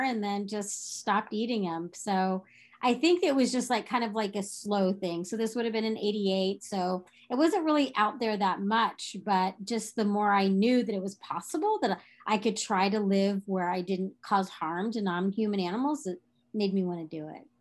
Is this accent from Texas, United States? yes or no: yes; Texas, United States; growing up in Texas